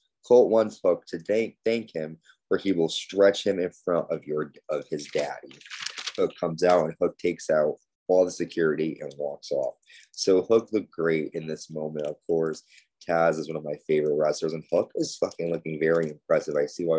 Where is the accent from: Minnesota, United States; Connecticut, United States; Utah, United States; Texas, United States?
Connecticut, United States; They were in my home state of Connecticut, live in Bridgeport